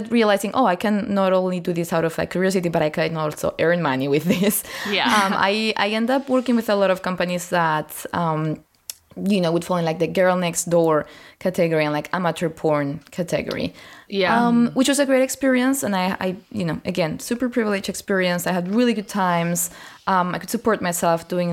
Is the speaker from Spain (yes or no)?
yes; Spain; I grew up in Spain, which is a very Catholic fascist country